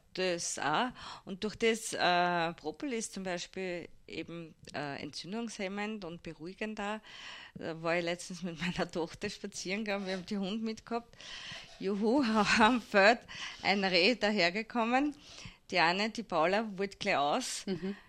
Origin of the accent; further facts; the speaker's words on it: Hirm, Burgenland, Austria; also born or lived in Vienna; now in Mattersburg, Austria; geboren in Wien, aufgewachsen in Hirn